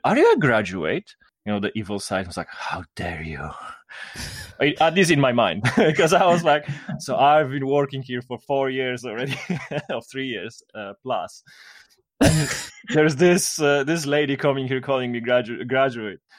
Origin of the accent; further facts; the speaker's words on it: Kraków, Lesser Poland, Poland; I'm from Poland, which is located in Central Europe, not Eastern Europe